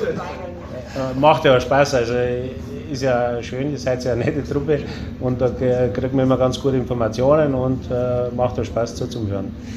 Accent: Waldershofen, near Augsburg, Bavaria, Germany; Also wir sind die Lechspitz-Löwen aus Waldershofen, das ist bei Augsburg in der Nähe.

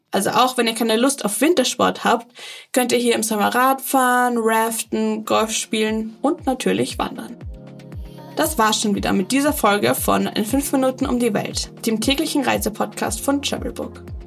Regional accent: Vienna, Austria; Als gebürtige Wienerin

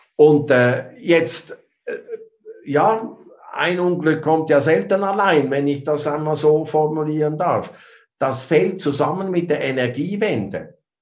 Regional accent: Switzerland; ich bin Schweizer.

